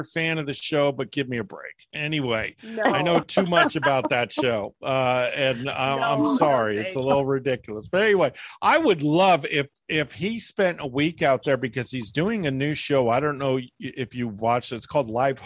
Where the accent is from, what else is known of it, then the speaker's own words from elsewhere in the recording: Northern California, United States; I'm from Northern California